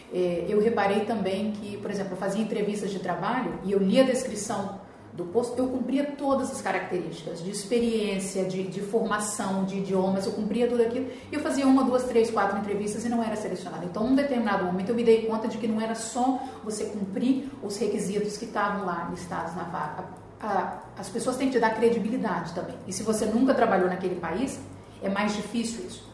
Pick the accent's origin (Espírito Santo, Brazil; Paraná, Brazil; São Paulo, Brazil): Espírito Santo, Brazil; Vitória; moved away as an adult; also born or lived in Spain; eu sou de Vitória, Espírito Santo, fiz faculdade na UFES de Psicologia e trabalhei aqui durante dois anos.